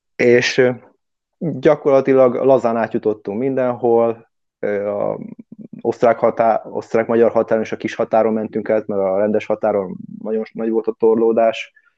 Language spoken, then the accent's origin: Hungarian; Hungary; moved away as an adult; now in London, United Kingdom; magyar vagyok